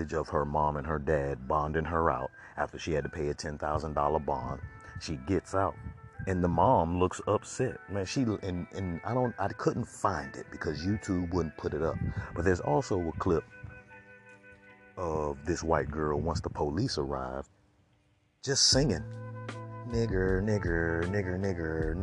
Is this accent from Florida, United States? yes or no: yes; Florida, United States; I'm from Florida